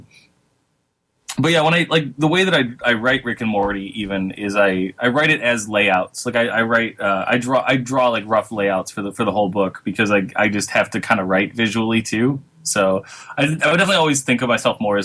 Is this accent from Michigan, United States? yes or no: yes; Michigan, United States; moved away; I'm from Michigan